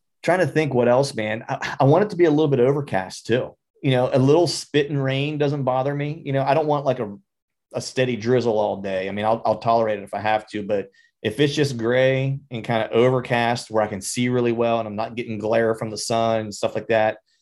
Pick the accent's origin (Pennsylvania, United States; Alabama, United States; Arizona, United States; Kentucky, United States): Pennsylvania, United States; moved away as an adult; also born or lived in Florida; I was born in Pennsylvania, spent some time in Florida as a musician for a bunch of years, and then moved back to PA.